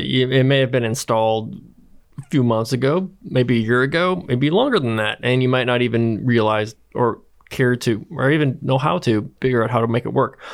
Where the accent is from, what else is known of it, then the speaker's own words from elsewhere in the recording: Wisconsin, United States; grew up in Wisconsin